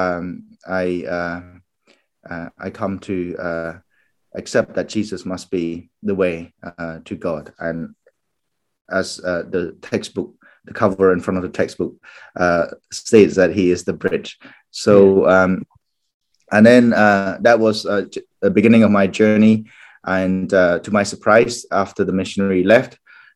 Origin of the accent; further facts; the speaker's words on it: Cambodia; English is a second language; moved away as an adult; also born or lived in Japan / Phnom Penh, Cambodia; now in Northern Ireland, United Kingdom; growing up in Cambodia, in Cambodian Buddhism